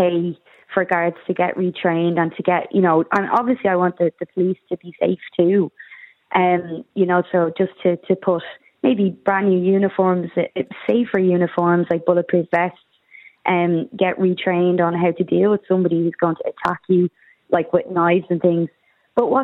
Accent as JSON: {"language": "English", "town": "Dublin", "region": "Leinster", "country": "Ireland", "tie": "born or raised there", "moved": "as an adult", "lives_now": "Wicklow, Ireland", "said": "I'm a person born and bred in Dublin."}